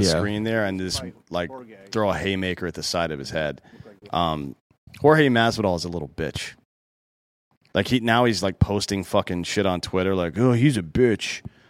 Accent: Miami, Florida, United States; I'm from Miami. You know what we do is run up from behind people and punch them in the face.

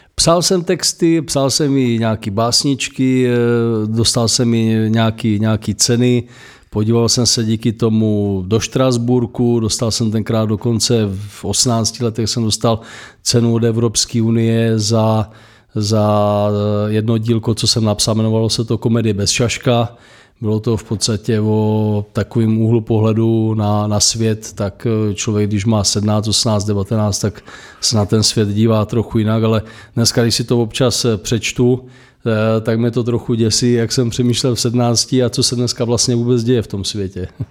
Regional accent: Moravia, Czechia; u nás na Moravě

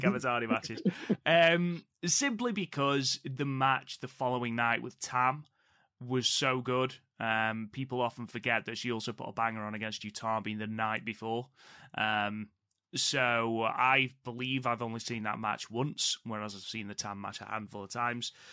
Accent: United Kingdom

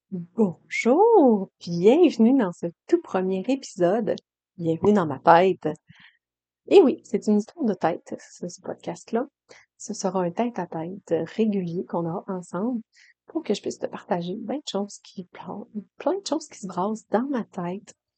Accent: Quebec, Canada; accent: Saguenay-Lac-Saint-Jean; je viens d'une famille du Saguenay-Lac-Saint-Jean

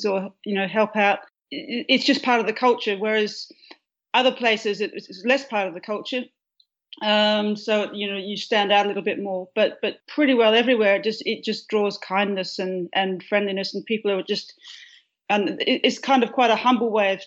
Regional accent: a farm near Perth, Western Australia, Australia; now in Melbourne, Australia; I grew up on a farm which is about 85 miles east of Perth

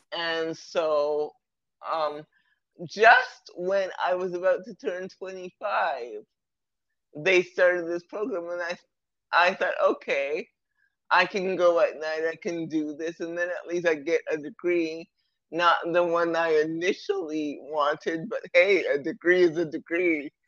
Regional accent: Toronto, Ontario, Canada; I'm from Toronto, Canada

